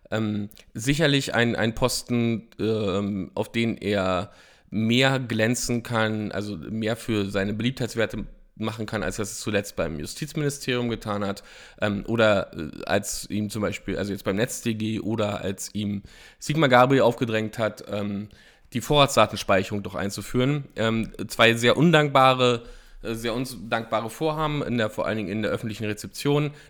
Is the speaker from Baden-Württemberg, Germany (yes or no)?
no; Frankfurt, Brandenburg, Germany; born there; Franziska Giffey ist genau wie ich in Frankfurt-Oder geboren